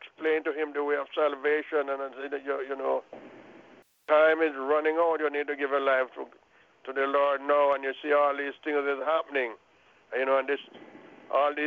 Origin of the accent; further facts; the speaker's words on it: Clarendon, Jamaica; moved away; I'm from Clarendon, too